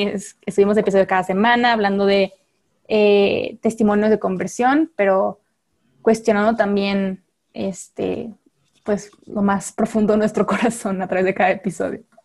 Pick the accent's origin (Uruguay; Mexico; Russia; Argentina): Mexico; acá en México